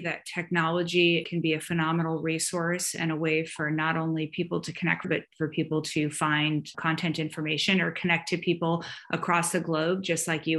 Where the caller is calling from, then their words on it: Atlanta, Georgia, United States; I am joining you from Atlanta, Georgia, in the United States of America, which is in the Southeast.